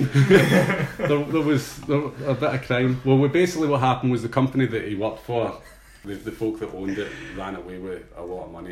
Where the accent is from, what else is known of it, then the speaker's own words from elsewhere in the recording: Ayr, Scotland, United Kingdom; I was going to Alberta to meet a guy who I grew up with in Ayr.